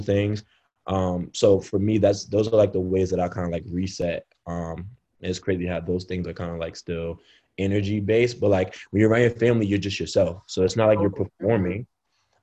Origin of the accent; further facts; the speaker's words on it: New York City, New York, United States; I grew up in a tough neighborhood. I grew up in Brownsville area of Brooklyn